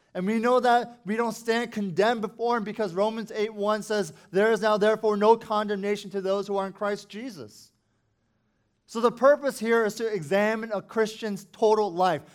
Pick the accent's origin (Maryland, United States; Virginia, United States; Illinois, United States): Virginia, United States; Falls Church; I grew up in Falls Church City